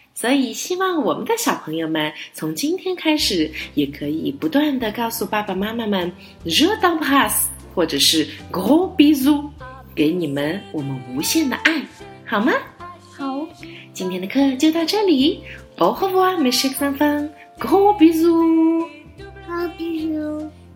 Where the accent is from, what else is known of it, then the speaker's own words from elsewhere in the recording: Chengdu, Sichuan, China; 有一点像是我们成都话